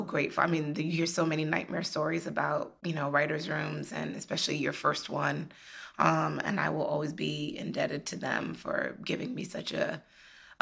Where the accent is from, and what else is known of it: United States; born or raised there